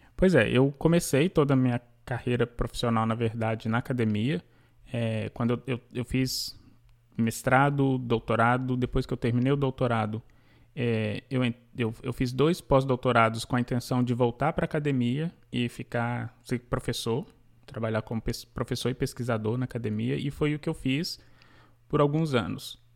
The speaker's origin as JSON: {"language": "Portuguese", "town": "Belo Horizonte", "region": "Minas Gerais", "country": "Brazil", "tie": "born or raised there", "moved": "yes", "lives_now": "New York, United States", "said": "Eu sou mineiro de B H, Nascida e crescida em B H"}